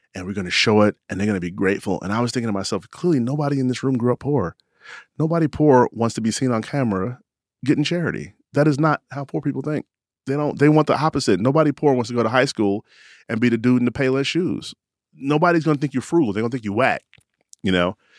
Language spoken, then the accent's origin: English; Chicago, Illinois, United States; moved away; also born or lived in Carbondale, Illinois; my hometown, Chicago.